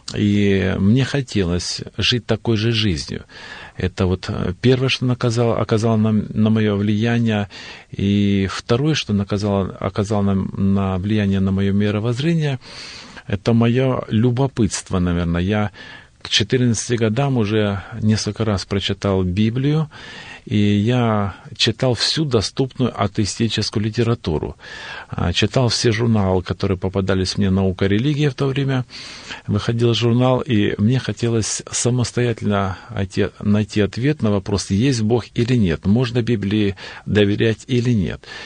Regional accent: North Caucasus, Stavropol Krai, Russia; я родился в поселке Наземцево, а, Старопольский край, на Северном Кавказе, в центре Кавказских минеральных вод

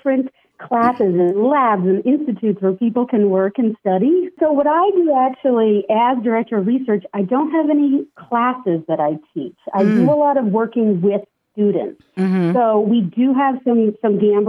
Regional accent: San Diego, California, United States; I grew up in San Diego

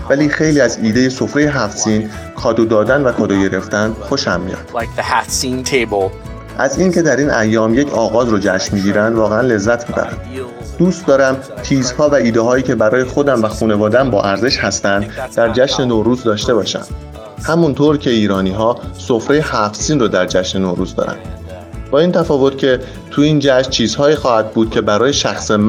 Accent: U.S. Virgin Islands; born there; و من در ویرجین آیلند متولد شدم.

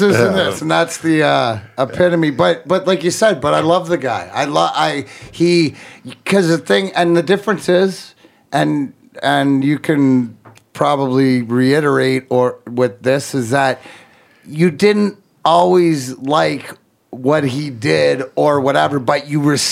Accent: Canada; growing up as a Canadian, playing junior hockey

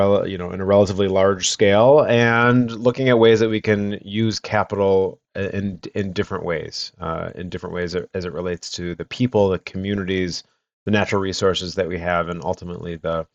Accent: Detroit, Michigan, United States; So I grew up in Metro Detroit, not really involved in agriculture

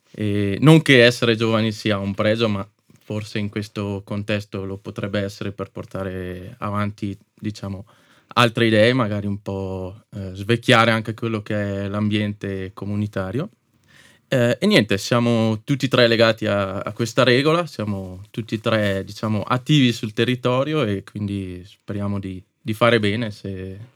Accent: Ziano, Trentino-Alto Adige, Italy; also born or lived in Moena; di Ziano, in realtà per metà sono di Moena.

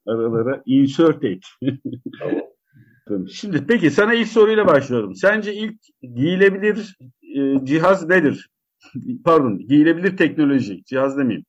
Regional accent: Karabük, Karabük Province, Turkey; also born or lived in Zonguldak; Benim çocukluğumda ben Karabük'te büyüdüm. Ee, Zonguldak'ta geçen ilk 5-6 seneden sonra Karabük'te büyüdüm

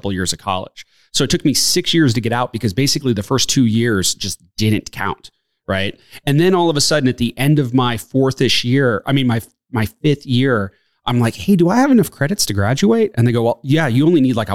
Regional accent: Reno, Nevada, United States; I was born and raised in Reno, Nevada

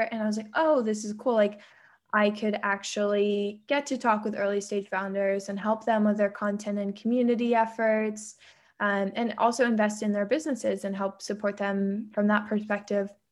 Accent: San Diego, California, United States; I grew up in San Diego

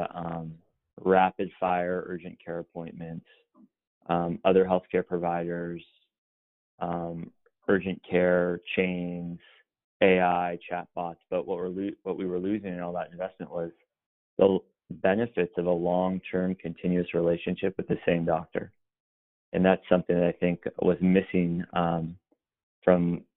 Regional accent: Los Angeles, California, United States; moved away as an adult; also born or lived in Boston / New York; I was born in Los Angeles, born and raised there.

